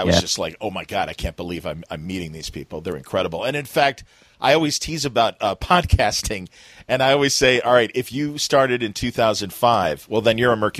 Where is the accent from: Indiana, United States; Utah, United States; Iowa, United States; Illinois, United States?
Illinois, United States; I'm like, no, I'm from Illinois.